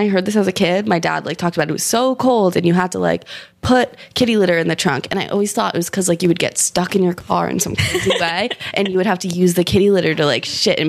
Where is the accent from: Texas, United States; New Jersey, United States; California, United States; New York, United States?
New York, United States; We grew up in New York. We never drove.